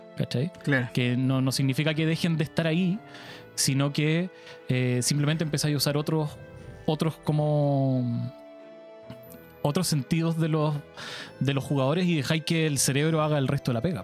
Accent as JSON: {"language": "Spanish", "country": "Chile", "said": "soy de Punta"}